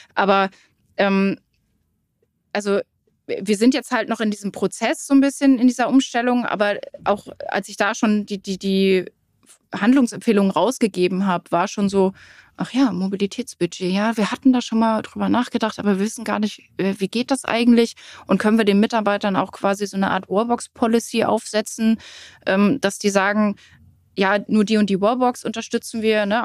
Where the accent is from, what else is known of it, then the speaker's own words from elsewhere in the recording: Rellingen, Schleswig-Holstein, Germany; ich wohne in Relling.